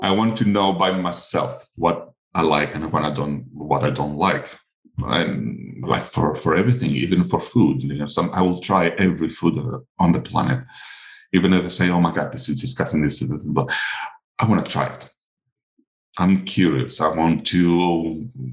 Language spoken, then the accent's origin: English; Crete, Greece; first language Greek; English is a second language; My first language is not English. It's Greek